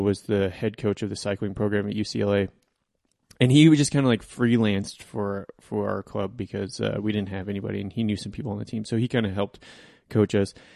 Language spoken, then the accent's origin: English; Coal Creek Canyon, Colorado, United States; I grew up in Coal Creek Canyon